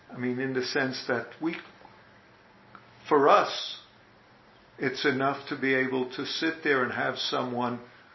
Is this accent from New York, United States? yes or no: yes; New York, United States; accent: New York; my New York accent